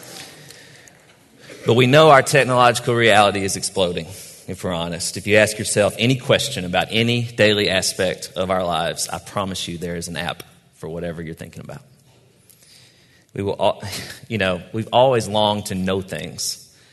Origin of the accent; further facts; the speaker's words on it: Cross Plains, Tennessee, United States; I grew up in Robertson County, Tennessee, Cross Plains, the town